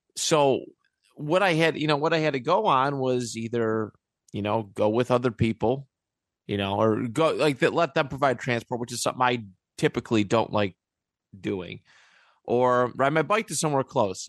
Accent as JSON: {"language": "English", "town": "Niagara Falls", "region": "New York", "country": "United States", "tie": "born or raised there", "also_born_or_lived": "Buffalo", "said": "I grew up in the city. Like that's where eh, not that Niagara Falls is a big city by any means"}